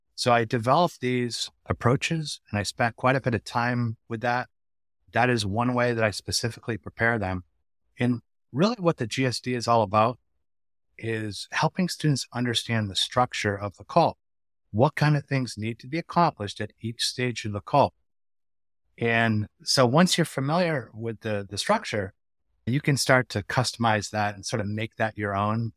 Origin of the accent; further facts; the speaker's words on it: Connecticut, United States; moved away as an adult; also born or lived in Washington, D.C. / Western Massachusetts; I grew up in Connecticut